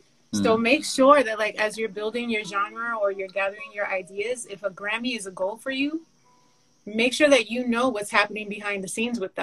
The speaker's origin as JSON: {"language": "English", "region": "New York", "country": "United States", "said": "We're both originally from New York."}